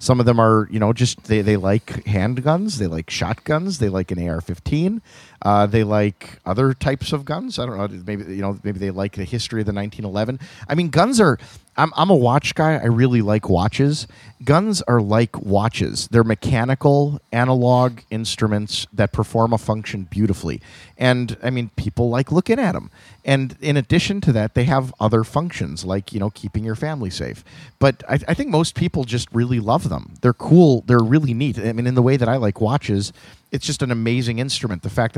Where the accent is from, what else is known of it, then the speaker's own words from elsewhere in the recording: Wales, United Kingdom; Like, I feel like being Welsh is just being disappointed all the time.